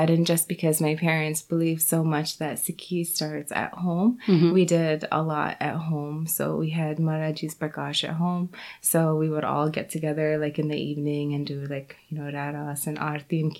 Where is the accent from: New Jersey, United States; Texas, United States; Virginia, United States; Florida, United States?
Florida, United States; Jupiter; in my town of Jupiter, um, my family are basically, we are the only Sikhs.